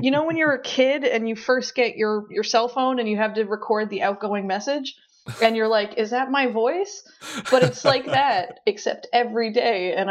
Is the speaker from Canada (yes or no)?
yes; Newfoundland and Labrador, Canada; I'm from Newfoundland. Uh, everybody gets mad about how we pronounce that, but we don't pronounce it right either.